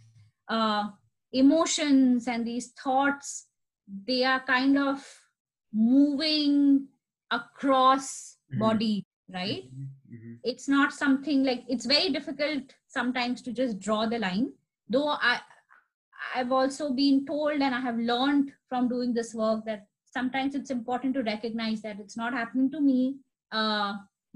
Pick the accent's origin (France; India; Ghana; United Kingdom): India; now in Jersey City, United States; I am an Indian citizen